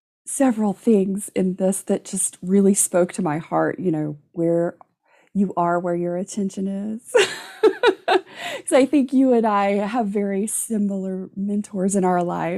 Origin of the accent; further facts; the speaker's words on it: Gulf Coast, United States; growing up on the Gulf Coast